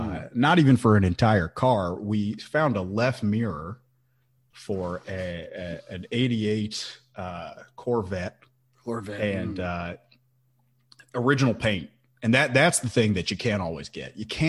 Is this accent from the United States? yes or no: yes; Hawaii, United States; also born or lived in Chicago / Washington, D.C.; So, if I'm back in Hawaii, my hometown, it's gotta be juicy fruit, on that beach.